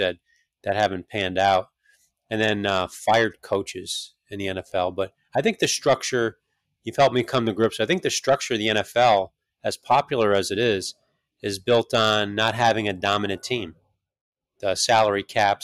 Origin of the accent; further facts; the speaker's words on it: New York, United States; I grew up in New York